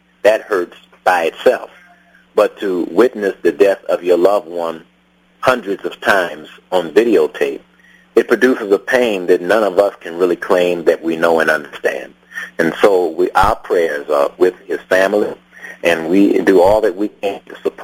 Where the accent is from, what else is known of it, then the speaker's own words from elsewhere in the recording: Los Angeles, California, United States; a black man born and raised in South Central Los Angeles